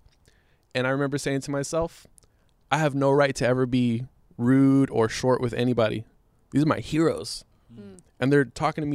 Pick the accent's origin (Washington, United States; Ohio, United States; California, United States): California, United States; Inglewood; I'm from Inglewood. So you got all these black kids just in the hood